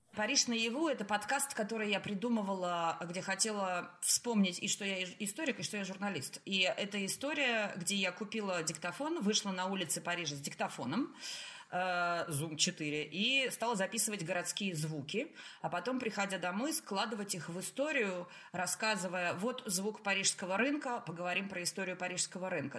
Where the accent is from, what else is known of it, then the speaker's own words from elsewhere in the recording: Russia; moved away as an adult; also born or lived in Saint Petersburg; now in France; Я уезжала из России 30-летний, профессионалом, состоявшийся, зарплата, квартира